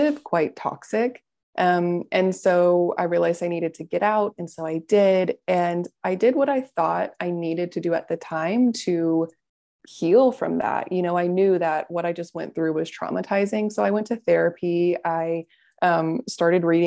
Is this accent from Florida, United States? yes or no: yes; Florida, United States; I'm from Florida